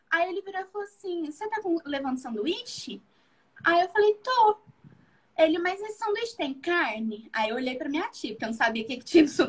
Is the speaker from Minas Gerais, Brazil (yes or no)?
yes; Lavras, Minas Gerais, Brazil; born there; also born or lived in Juiz de Fora; então, eu nasci aqui em Lavras, só que quando eu, na, eu nasci em Lavras, mas eu não morei muito tempo em Lavras. Agora que eu tô morando